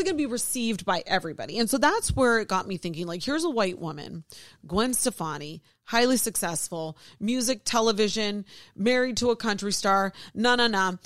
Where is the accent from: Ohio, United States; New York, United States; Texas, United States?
Ohio, United States; born or raised there